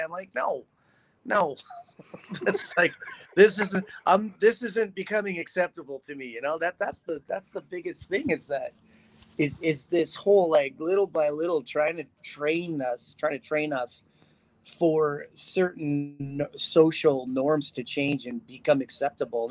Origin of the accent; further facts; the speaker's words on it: North Bay, Ontario, Canada; moved away as an adult; now in Las Vegas, United States; I, am from a little small town called North Bay, Ontario